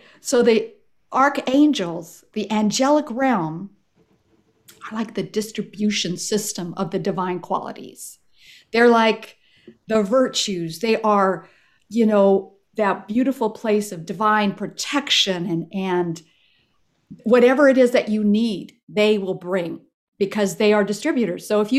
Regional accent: Ethiopia; I was raised actually in Ethiopia as a missionary kid. My parents were Presbyterian ministers, missionaries, right?

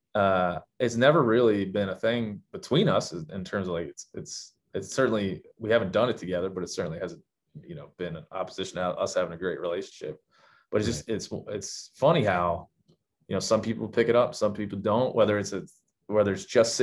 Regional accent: Maryland, United States; moved away as an adult; also born or lived in Illinois / Texas; now in Montana, United States; I grew up in Maryland

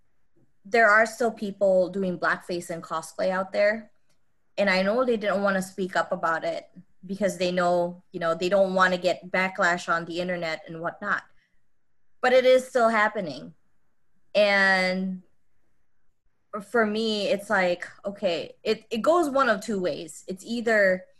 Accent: Philippines; moved away as an adult; now in Chicago, United States; I grew up in the Philippines. I didn't move out in the US until I was 21.

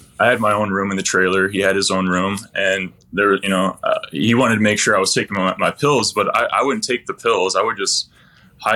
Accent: Michigan, United States; I'm from Michigan

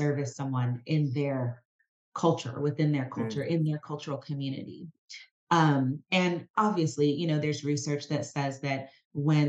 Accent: United States; also born or lived in California; as an American, born in America, as a Black woman

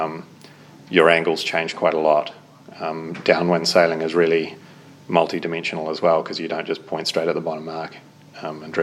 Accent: Auckland, New Zealand; I grew up in Devonport in Auckland

